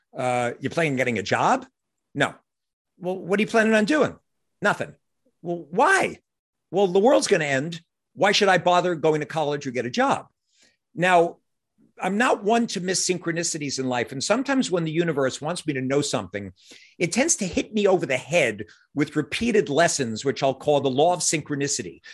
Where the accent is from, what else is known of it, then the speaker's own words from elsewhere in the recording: New York City, New York, United States; moved away as an adult; now in Hudson Valley, United States; Superhero mythology was always kind of what I grew up with in Regal Park, Queens